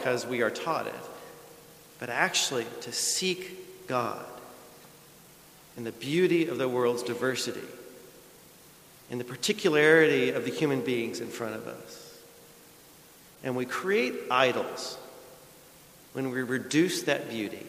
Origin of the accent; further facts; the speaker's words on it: rural Missouri, United States; also born or lived in Chicago, Illinois / Southern California; now in Texas, United States; From rural Missouri to the big city, Chicago, to the place that I least wanted to go in the world from there as a Midwesterner was California